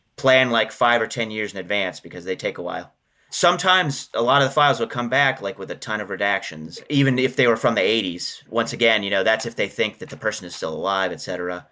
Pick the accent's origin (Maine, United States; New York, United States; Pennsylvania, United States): Pennsylvania, United States; Johnstown; moved away; I'm originally from Johnstown, Pennsylvania